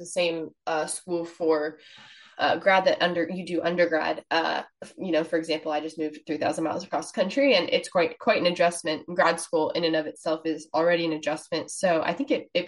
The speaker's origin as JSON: {"language": "English", "region": "California", "country": "United States", "said": "I'm from California"}